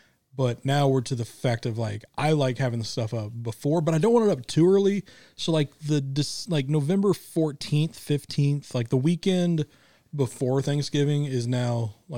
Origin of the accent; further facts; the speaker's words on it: Midwest, United States; moved away; I grew up in the Midwest where it snowed a lot.